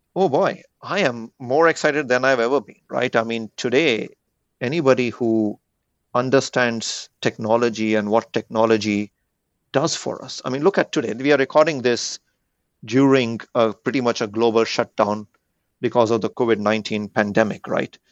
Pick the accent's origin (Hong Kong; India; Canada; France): India; moved away; growing up in India